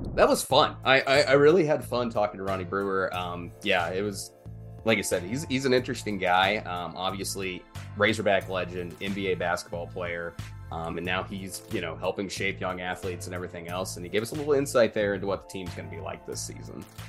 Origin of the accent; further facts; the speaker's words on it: near Jacksonville, Arkansas, United States; Jacksonville, which is my hometown area as well. I'm from the town just north of there